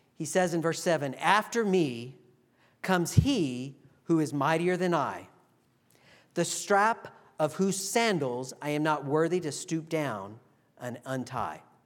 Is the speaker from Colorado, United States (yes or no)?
no; Texas, United States; now in Virginia, United States; where I grew up in Texas